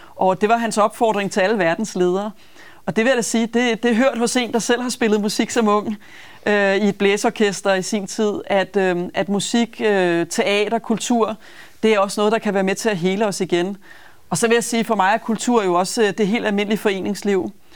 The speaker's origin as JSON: {"language": "Danish", "town": "Copenhagen", "region": "Capital Region of Denmark", "country": "Denmark", "said": "jeg er københavner og brænder for København"}